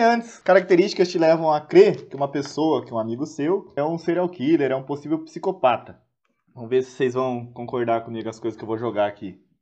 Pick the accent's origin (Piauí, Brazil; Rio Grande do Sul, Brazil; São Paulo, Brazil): São Paulo, Brazil; Santos; como eu sou de Santos